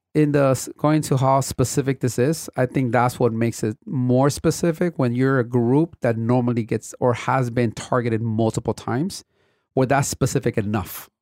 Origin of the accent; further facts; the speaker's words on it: Compton, California, United States; I grew up in Compton in an era where the city was going through a major transition